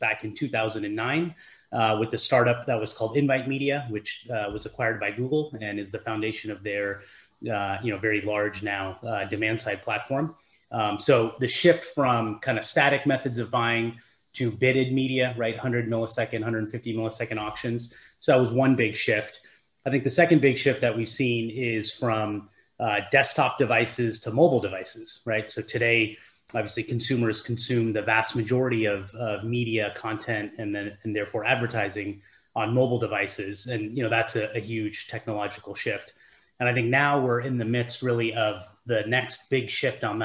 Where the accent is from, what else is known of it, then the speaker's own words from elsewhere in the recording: Silicon Valley, California, United States; I grew up here in Silicon Valley